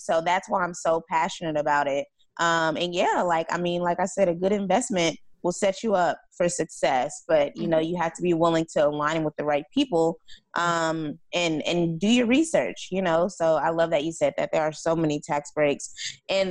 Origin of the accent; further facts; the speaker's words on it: California, United States; I'm from California